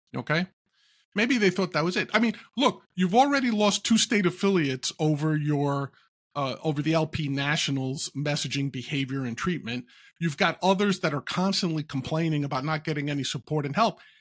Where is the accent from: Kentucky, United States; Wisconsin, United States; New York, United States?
New York, United States; New York City; growing up in New York, living in New York, growing up not too far from where he was born in Queens